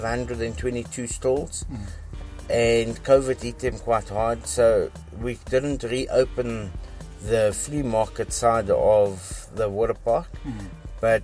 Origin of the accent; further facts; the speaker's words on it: Johannesburg, Gauteng, South Africa; I was born in Johannesburg, South Africa